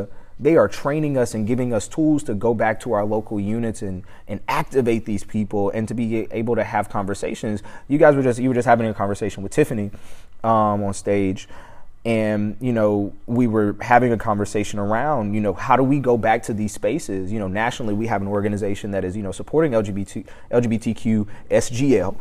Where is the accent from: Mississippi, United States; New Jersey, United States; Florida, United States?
Mississippi, United States; Hattiesburg; I'm from Hattiesburg